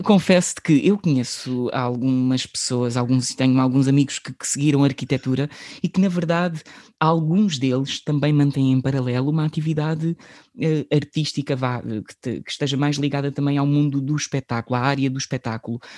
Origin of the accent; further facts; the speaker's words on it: Setúbal, Portugal; porque nós somos de, de Setúbal